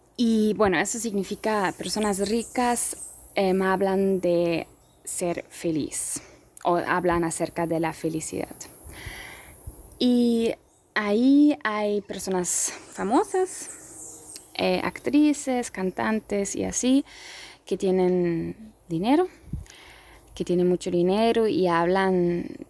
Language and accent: Spanish; Germany; also born or lived in Poland; yo soy de Europa, soy de Alemania, mi familia es de Polonia.